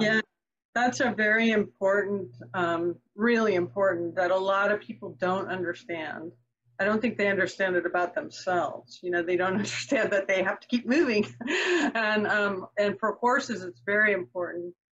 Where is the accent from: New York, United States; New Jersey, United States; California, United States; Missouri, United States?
California, United States; Marin County; I grew up in Marin County, California, which is the county just north of the Golden Gate Bridge